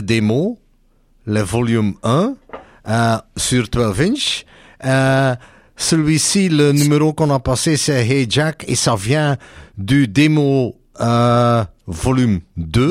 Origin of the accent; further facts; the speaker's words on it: Belgium; chez nous en Belgique